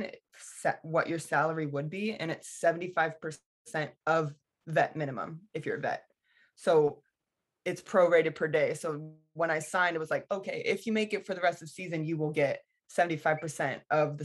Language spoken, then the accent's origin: English; United States; as an American